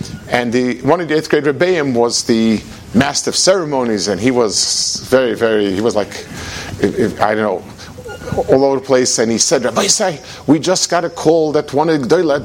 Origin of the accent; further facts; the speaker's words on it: United States; I'm from America